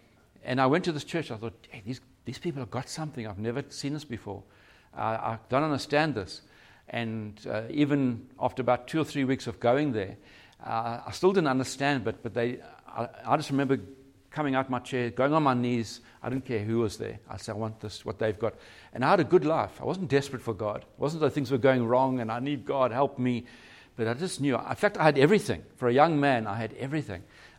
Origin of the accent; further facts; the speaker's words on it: Cape Town, Western Cape, South Africa; Yeah, so we're from Cape Town